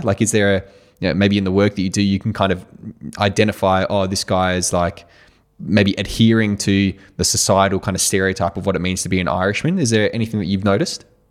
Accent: Australia; moved away; I came from Australia

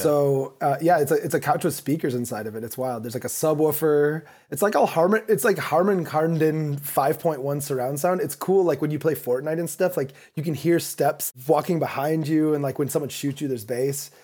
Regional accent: Kalamazoo, Michigan, United States; moved away as an adult; also born or lived in Chicago / New York; now in Los Angeles, United States; I grew up in Kalamazoo, Michigan, right in between Detroit and Chicago.

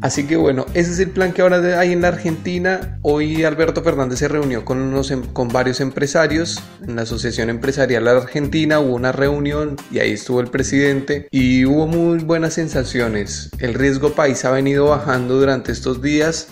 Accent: Colombia; desde mi posición como colombiano

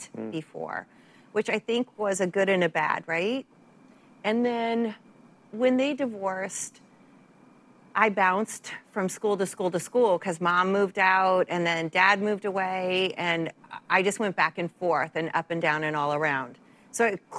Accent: Santa Barbara, California, United States; moved away; also born or lived in San Francisco; I grew up in Santa Barbara

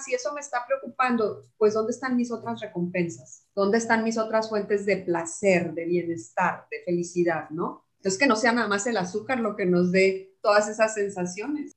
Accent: Chihuahua, Mexico; de mi tierra, de Chihuahua

